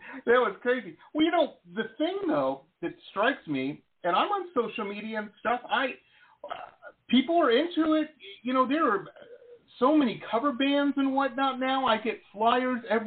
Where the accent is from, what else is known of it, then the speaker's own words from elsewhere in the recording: Detroit, Michigan, United States; moved away as an adult; also born or lived in Boston / Los Angeles; when I grew up in Metro Detroit